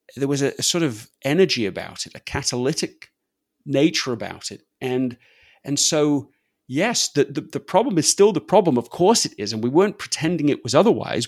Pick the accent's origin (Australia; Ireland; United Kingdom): United Kingdom; England; accent: English; moved away as an adult; now in United States; my English accent